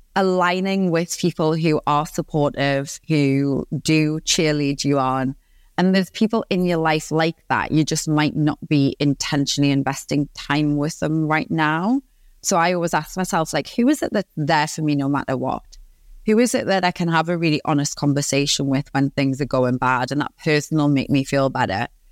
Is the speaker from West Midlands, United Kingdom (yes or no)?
no; Newcastle upon Tyne, North East England, United Kingdom; accent: Geordie; I'm from Newcastle upon Tyne in the northeast of England. I'm born and raised